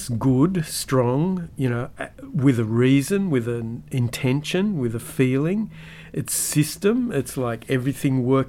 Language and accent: English; Australia; as a Aussie kid